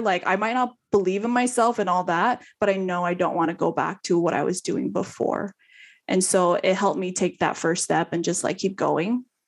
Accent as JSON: {"language": "English", "region": "California", "country": "United States", "also_born_or_lived": "Houston", "moved": "as an adult", "said": "I'm from California"}